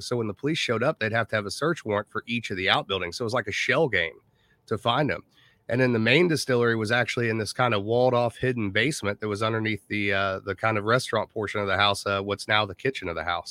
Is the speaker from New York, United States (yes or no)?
no; Indiana, United States; we're from Indiana